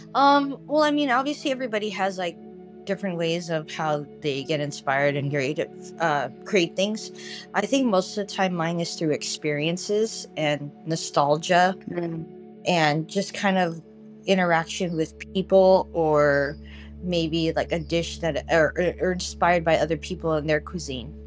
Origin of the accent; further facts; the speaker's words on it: Los Angeles, California, United States; now in San Diego, United States; growing up as a kid, I grew up